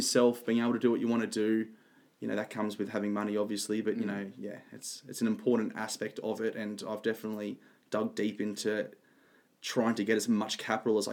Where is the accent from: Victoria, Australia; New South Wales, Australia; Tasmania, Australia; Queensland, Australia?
New South Wales, Australia; Central Coast; I'm from the Central Coast, New South Wales. Lived there all my life.